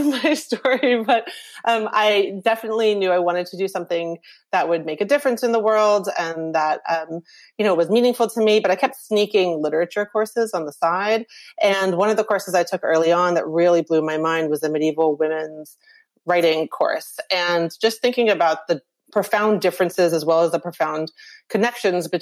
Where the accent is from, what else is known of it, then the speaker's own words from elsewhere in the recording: the American South, United States; I'm born in America. You know, I grew up in the American South